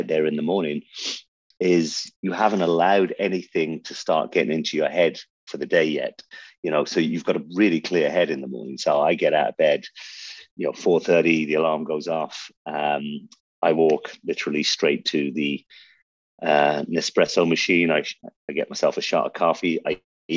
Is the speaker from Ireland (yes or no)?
yes; Buncrana, County Donegal, Ireland; accent: Irish; also born or lived in Birmingham, England; now in Dubai, United Arab Emirates; we landed in Donegal, which a place called Buncrana